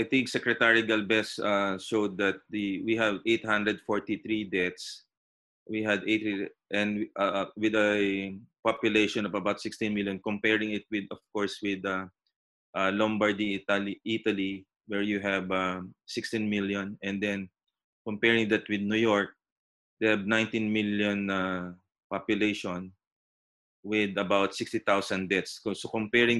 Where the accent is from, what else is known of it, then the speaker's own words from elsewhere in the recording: Philippines; our responsibility as Filipino citizens